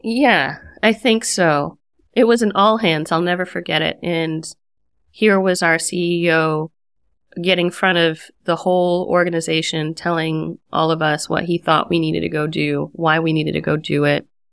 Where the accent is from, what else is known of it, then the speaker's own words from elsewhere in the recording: United States; moved away as an adult; also born or lived in Washington, D.C. metro area / San Francisco; now in Berlin, Germany; as an American